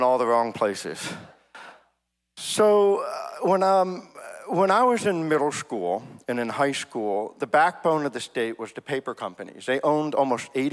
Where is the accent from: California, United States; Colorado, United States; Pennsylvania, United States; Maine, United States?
Maine, United States; Bangor; now in Goshen, United States; I grew up in Bangor, Maine, which was the third largest city in the state